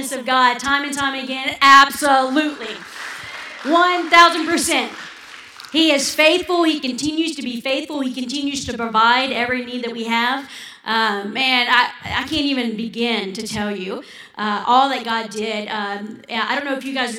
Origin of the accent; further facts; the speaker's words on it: Louisiana, United States; also born or lived in Kenya; we're Louisianans. We're Cajuns